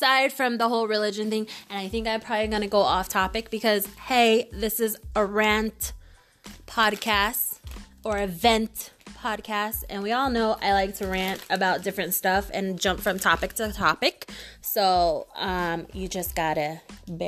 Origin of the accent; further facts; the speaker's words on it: Navajo Nation, United States; I grew up with my grandparents, who are both Navajo